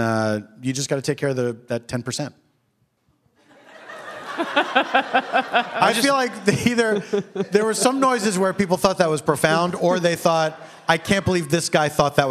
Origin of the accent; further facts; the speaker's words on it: Philadelphia, Pennsylvania, United States; Philadelphia, my hometown